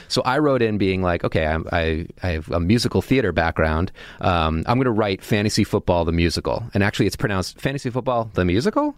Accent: Massachusetts, United States; I'm from Massachusetts

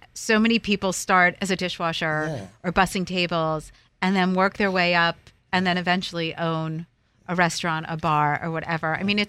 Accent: United States; moved away; when I was growing up outside of New York City

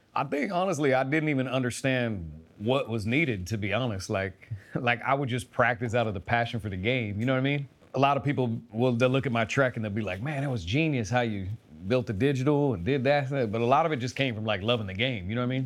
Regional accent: Keizer, Oregon, United States; I grew up in Kaiser, Oregon

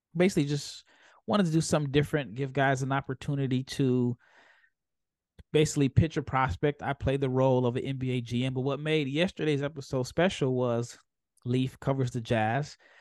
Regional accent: United States; as an American

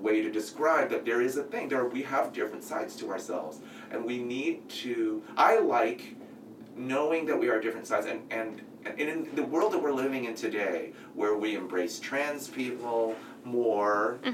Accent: San Francisco, California, United States; I grew up in San Francisco, so tons of Asian people

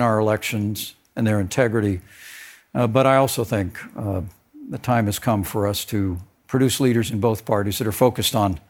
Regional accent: Indiana, United States; tell my story growing up in Indiana, a little small town not far from Bloomington.

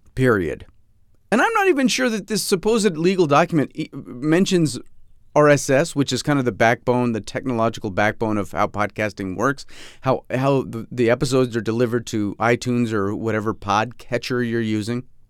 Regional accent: Fairport, New York, United States; my hometown of Fairport, New York, my supposed hometown, my, my soon-to-be, p-, potentially soon-to-be former hometown

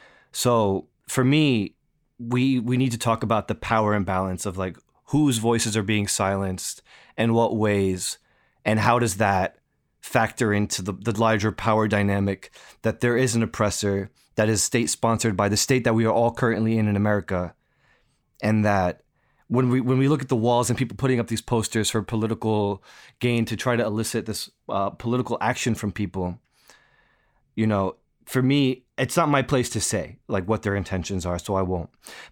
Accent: East Coast, United States; I come from the East Coast. I grew up in the shadow of New York City. I grew up with graffiti.

